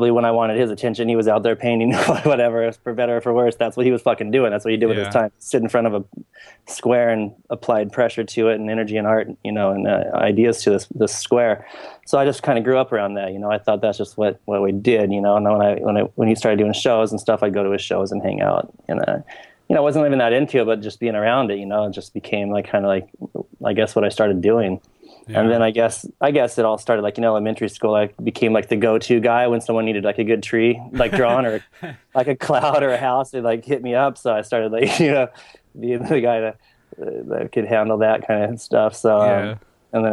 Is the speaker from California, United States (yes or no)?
yes; Leucadia, California, United States; I grew up right here in Leucadia